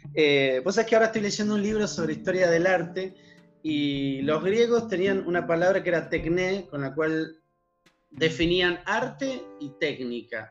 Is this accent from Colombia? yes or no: no; Argentina